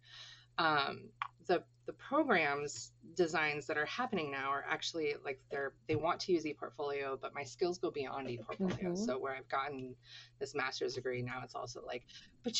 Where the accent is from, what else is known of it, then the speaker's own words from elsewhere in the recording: Clam Gulch, Alaska, United States; also born or lived in Anchorage, Alaska; growing up in Clam Gulch and then transitioning to Anchorage